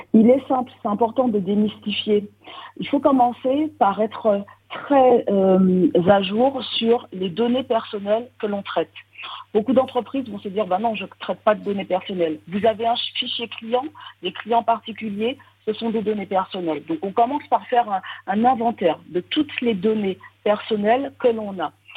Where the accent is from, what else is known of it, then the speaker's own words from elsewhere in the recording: Martinique; now in Montréal, Canada; je suis martiniquaise